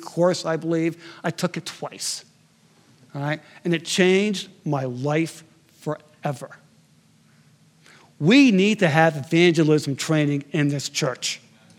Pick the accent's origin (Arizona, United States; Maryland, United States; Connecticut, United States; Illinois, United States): Connecticut, United States; moved away; my hometown in Connecticut